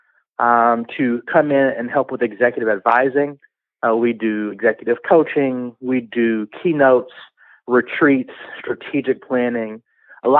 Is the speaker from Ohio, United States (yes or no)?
no; Chicago, Illinois, United States; I am from the South Side of Chicago